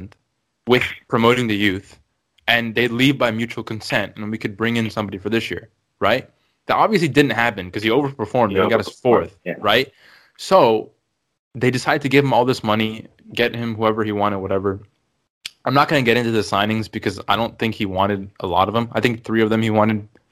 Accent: United States; accent: American; My American accent

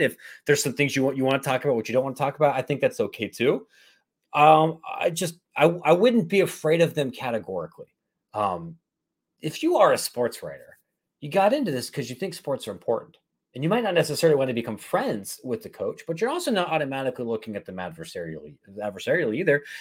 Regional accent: Columbus, Ohio, United States; moved away as an adult; also born or lived in Louisiana; now in Chicago, United States; I grew up in Ohio and have a political degree from Ohio State

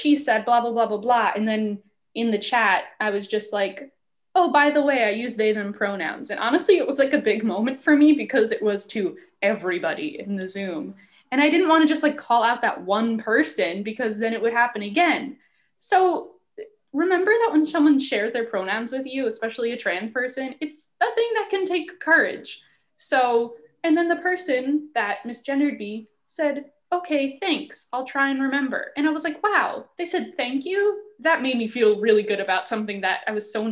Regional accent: Long Island, New York, United States; moved away as an adult; I'm from Long Island, and a term that we say instead of y'all is you guys

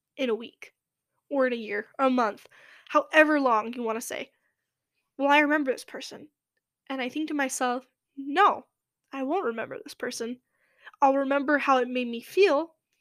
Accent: Los Angeles, California, United States; that's my, where I'm from. And I can't stay away from my home, my hometown

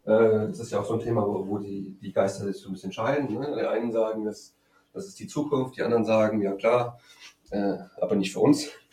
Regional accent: Frankfurt, Hesse, Germany; in Frankfurt, wo ich herkomme

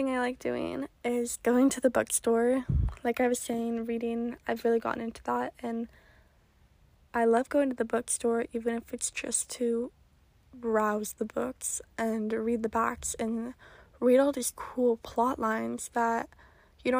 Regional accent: Oregon, United States; moved away; I'm originally from Oregon

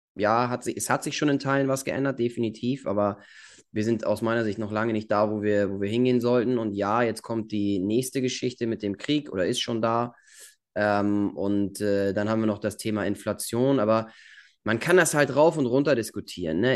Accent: Germany; wie wir das hier gemacht haben in Deutschland

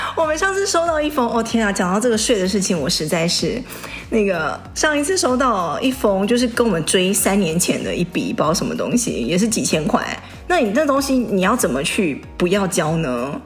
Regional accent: Taiwan; now in United States; 以前在台湾都是有别人帮我们加油

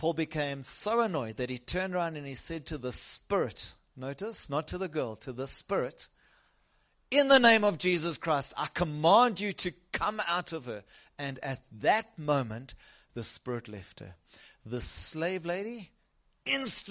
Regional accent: South Africa; I originally come from the south coast

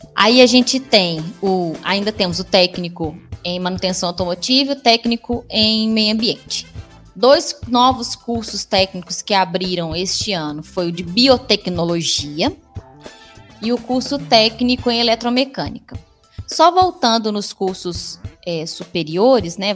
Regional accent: Divinópolis, Minas Gerais, Brazil; also born or lived in Pedro Leopoldo / Lavras; eu nasci em Pedro Leopoldo, uma cidade bem próxima de Belo Horizonte, onde eu fiquei até três anos de idade. A maior parte do tempo da minha vida foi em Divinópolis

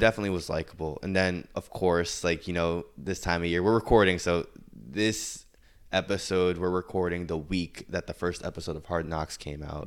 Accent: New York, United States; as a New Yorker

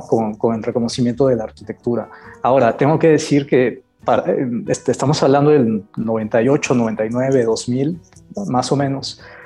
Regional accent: Campeche, Mexico; moved away; soy originario de Campeche

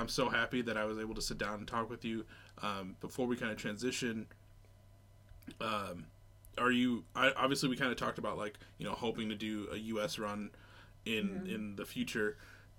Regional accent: United States; moved away as an adult; growing up in the States, where literally from where I'm at right now to where I grew up, I'm 5 hours away.

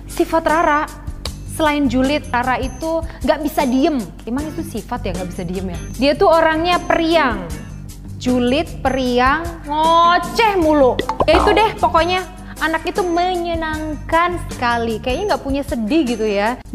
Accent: Banyuwangi, East Java, Indonesia; Aku tuh berasal dari Banyuwangi, desanya Sumber Jambi di pelosok dusun masuk gunung keluar gunung.

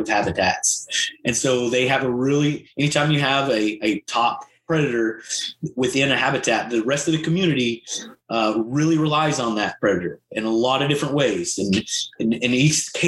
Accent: Ouachita Mountains, Arkansas, United States; I'm from the Ouachitas.

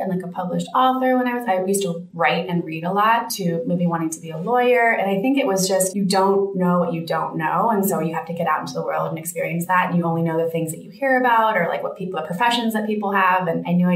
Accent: Bay Area, California, United States; also born or lived in Santa Barbara, California; now in Los Angeles, United States; So I was born in Santa Barbara, lived there for 5 years, and then my family moved to the Bay Area, and I lived there high school

